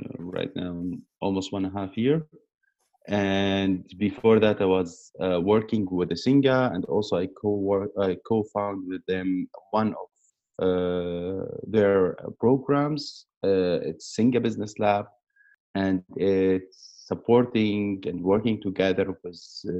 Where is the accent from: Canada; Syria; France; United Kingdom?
Syria; Aleppo, Aleppo Governorate; English is a second language; moved away as an adult; also born or lived in Turkey / Saudi Arabia; now in Berlin, Germany; I grew up in Aleppo